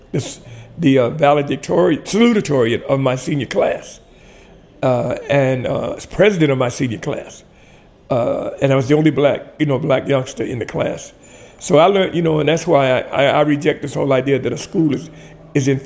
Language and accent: English; Tuskegee, Alabama, United States; also born or lived in Columbus, Georgia; now in Washington, D.C., United States; I was raised mostly in Tuskegee, Alabama